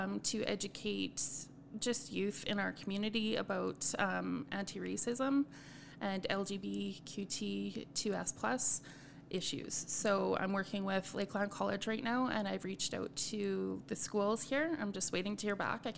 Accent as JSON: {"language": "English", "town": "Edmonton", "region": "Alberta", "country": "Canada", "tie": "born or raised there", "moved": "yes", "said": "I grew up in Edmonton, very multicultural. And then I moved to a community that's not as multicultural."}